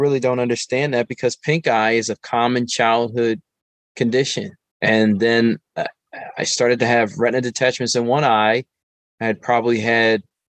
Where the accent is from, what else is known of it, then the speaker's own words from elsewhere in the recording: Philadelphia, Pennsylvania, United States; I am from West Philadelphia, born and raised, and Philadelphia is my home. And I grew up here